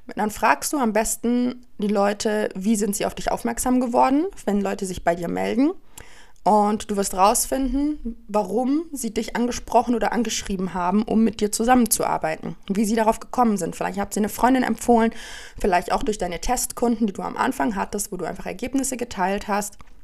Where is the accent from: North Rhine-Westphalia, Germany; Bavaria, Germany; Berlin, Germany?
Bavaria, Germany; Allgäu; im Dorf, da wo ich herkomme aus dem Allgäu